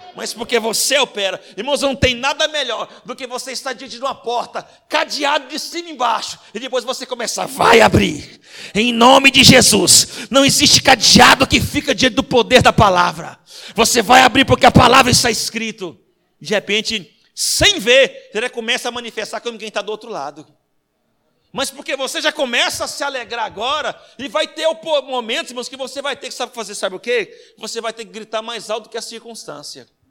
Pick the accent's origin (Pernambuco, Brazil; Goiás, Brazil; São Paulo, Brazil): Goiás, Brazil; Anápolis; moved away; Quando eu vou para casa da minha mãe em Goiás, que eu sou goiano, lá de Anápolis